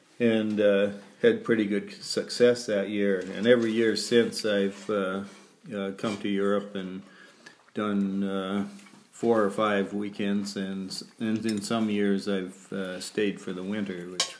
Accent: Medicine Hat, Alberta, Canada; also born or lived in Regina, Saskatchewan; I hail from Medicine Hat, Canada, Alberta.

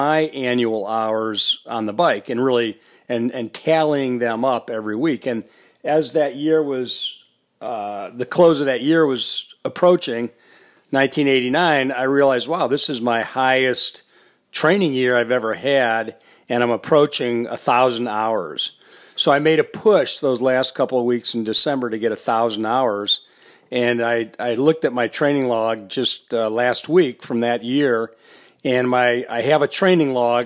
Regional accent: Detroit and Chicago, Midwest, United States; also born or lived in Minneapolis, Minnesota; I decided to stay in the Midwest where I'm from. I grew up in Detroit and then Chicago, and then I was living in Minneapolis.

